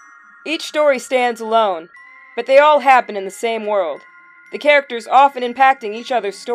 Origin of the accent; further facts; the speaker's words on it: Midwest, United States; As a queer person of color growing up in the Midwest